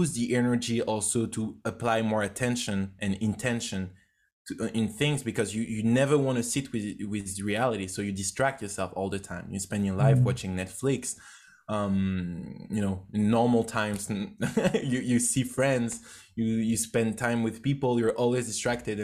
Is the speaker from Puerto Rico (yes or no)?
no; France; English is a second language; moved away as an adult; also born or lived in United States / Canada; I grew up in France. It was, I was not really not doing great at school